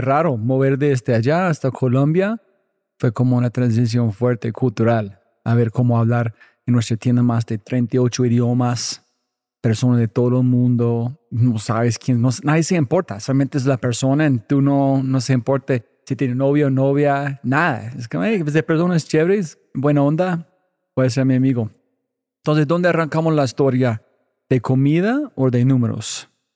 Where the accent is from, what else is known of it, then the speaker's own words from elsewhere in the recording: United States; soy gringo